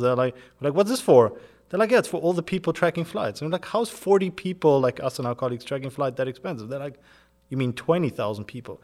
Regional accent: South Africa; moved away as an adult; also born or lived in United Kingdom; I'm originally born and grew up in South Africa in a German household

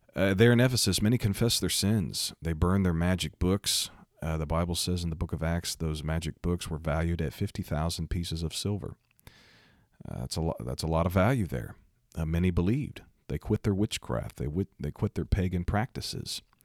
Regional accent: Missouri, United States; my home state, Missouri.

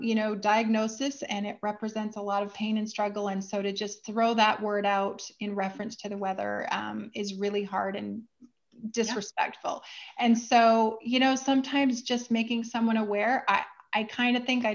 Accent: Vancouver, British Columbia, Canada; my hometown is Vancouver, Canada

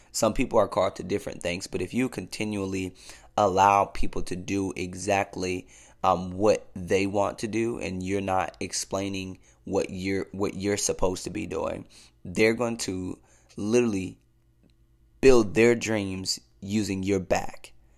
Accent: Cleveland, Ohio, United States; I'm born and raised in Cleveland, Ohio

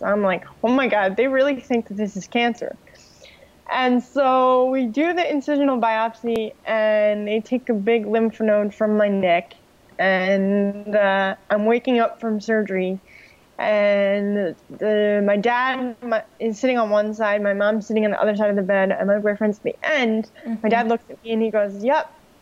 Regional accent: New York, United States; now in Florida, United States; I'm originally from New York.

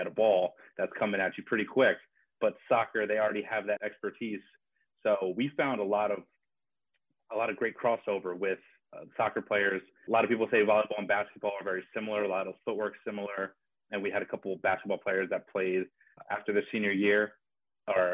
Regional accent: Bethlehem, Pennsylvania, United States; I grew up in Bethlehem

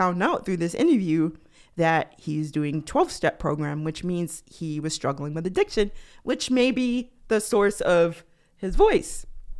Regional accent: New York, United States; I'm from New York, born and raised, but I do not have what people think of as a New York accent.

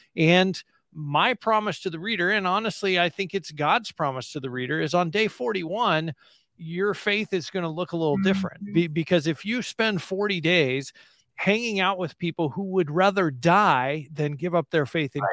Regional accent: United States; as an American Christian

